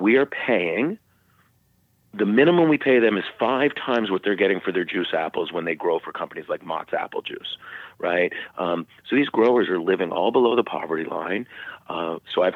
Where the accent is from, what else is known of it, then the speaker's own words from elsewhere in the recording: Canada; now in United States; I grew up in Canada, and I'm Canadian. I'm a dual citizen.